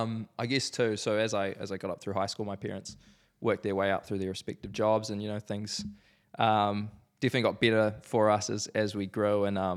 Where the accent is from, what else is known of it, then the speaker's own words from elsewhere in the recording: Christchurch, Canterbury, New Zealand; I was born here in Christchurch, beautiful city, love the city. Born in a family of four, so mum, dad, brother. Born in the fantastic suburb of Lynwood.